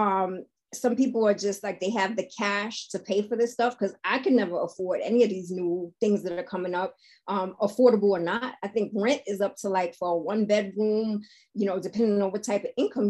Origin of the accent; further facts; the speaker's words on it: New York City, New York, United States; I grew up in Harlem where we had all types of vacant lots